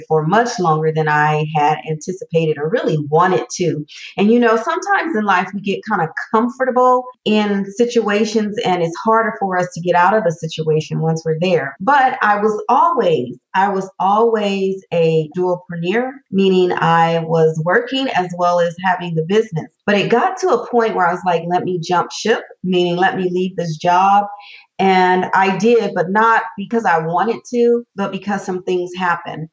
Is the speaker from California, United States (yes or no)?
yes; Southern California, United States; I am a native Southern California girl